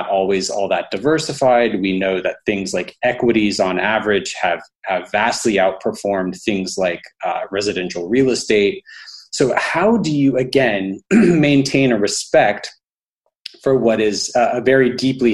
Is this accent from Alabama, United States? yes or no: yes; Alabama, United States; I'm from Alabama.